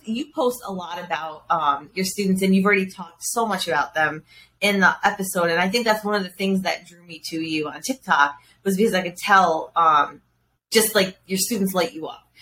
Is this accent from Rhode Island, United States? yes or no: yes; Rhode Island, United States; my hometown in Rhode Island